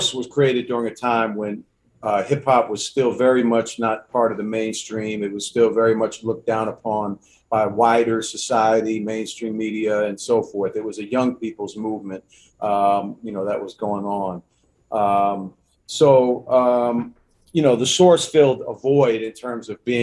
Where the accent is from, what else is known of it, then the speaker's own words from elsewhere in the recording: Washington, District of Columbia, United States; growing up in Washington, D.C. I'm born and raised in D.C.